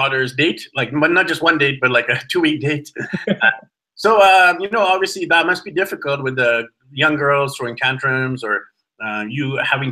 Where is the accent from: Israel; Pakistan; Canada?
Canada; Vancouver, British Columbia; I'm born in Vancouver